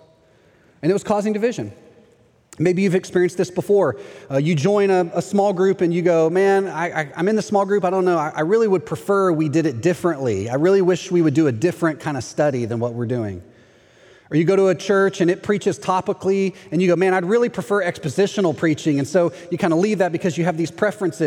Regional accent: Texas, United States; moved away as an adult; now in Orlando, United States; I'm from Texas

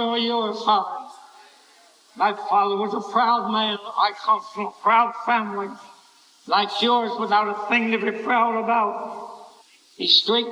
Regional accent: Glassboro, New Jersey, United States; moved away; I went back to my hometown, Glasgow, New Jersey

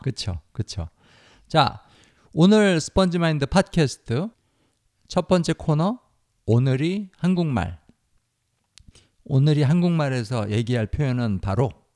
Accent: South Korea; 유니스 씨하고 제가 태어나서 자란 이 나라, 우리나라

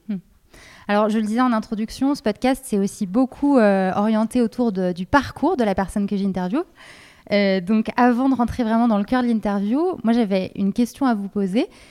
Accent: Lyon, Auvergne-Rhône-Alpes, France; Je suis lyonnaise

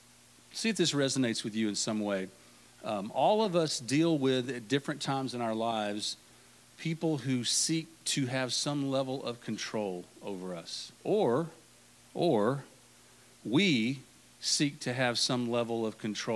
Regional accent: Longview, Texas, United States; I'm from Longview, not from League City

